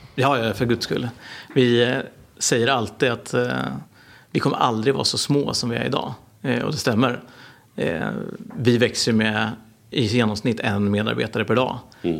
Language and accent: Swedish; Norrköping, Östergötland, Sweden; jag är en entreprenör från Norrköping.